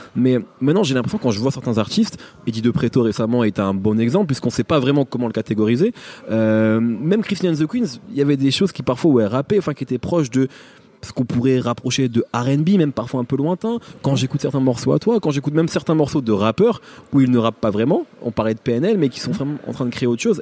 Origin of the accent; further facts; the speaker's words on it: Picardy, Hauts-de-France, France; moved away; moi j'ai grandi en Picardie